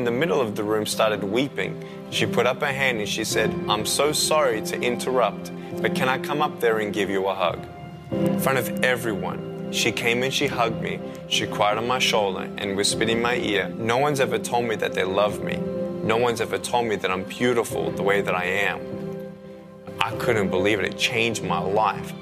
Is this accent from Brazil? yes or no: no; Melbourne, Victoria, Australia; I was born in Melbourne, Australia, 1982